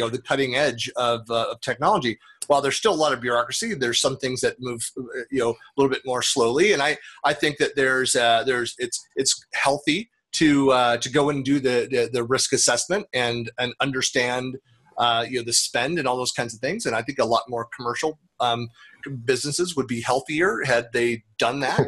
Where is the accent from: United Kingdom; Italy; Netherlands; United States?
United States; Northern California; now in Salt Lake City, United States; growing up in Northern California